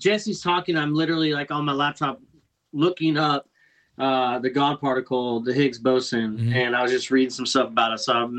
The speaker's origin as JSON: {"language": "English", "country": "Australia", "said": "When newsrooms around my home country, Australia, began the task of reporting CERN's findings to the general public"}